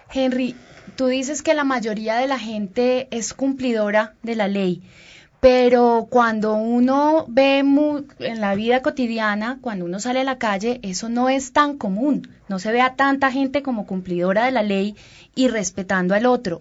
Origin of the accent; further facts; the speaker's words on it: Colombia; como los colombianos